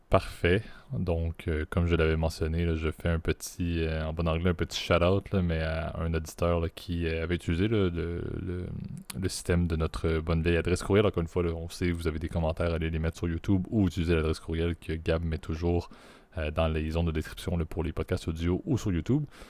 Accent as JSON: {"language": "French", "country": "Canada", "said": "en tant que Canadien"}